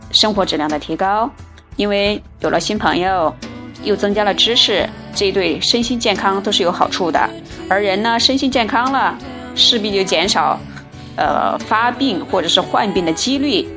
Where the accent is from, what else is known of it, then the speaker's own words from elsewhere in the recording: China; 我们中国人